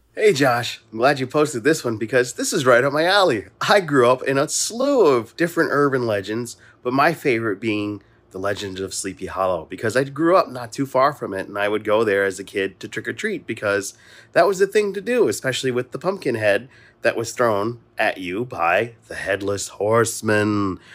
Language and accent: English; Mount Vernon, New York, United States; where I grew up in Mount Vernon